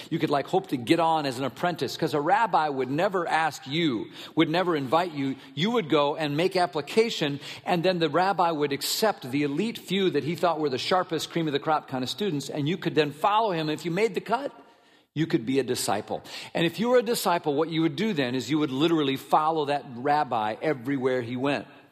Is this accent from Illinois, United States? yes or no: no; Minnesota, United States; I grew up in Minnesota